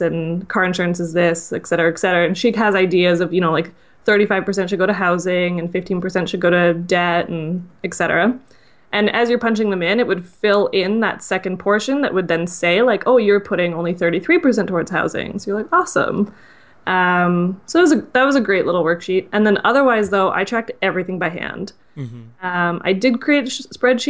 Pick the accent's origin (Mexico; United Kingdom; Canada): Canada; I'm Canadian